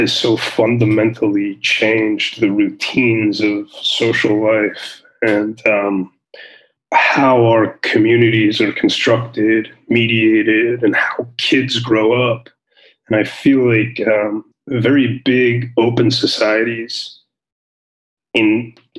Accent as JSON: {"language": "English", "town": "New York City", "region": "New York", "country": "United States", "tie": "born or raised there", "also_born_or_lived": "Afghanistan", "moved": "as an adult", "lives_now": "Israel", "said": "I grew up in New York. I'm born and raised in Brooklyn"}